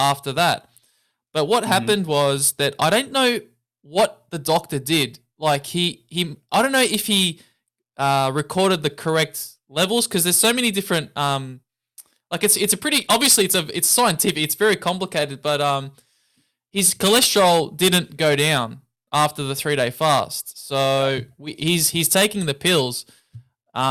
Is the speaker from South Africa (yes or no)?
no; Melbourne, Victoria, Australia; I'm from Australia, I'm from Melbourne.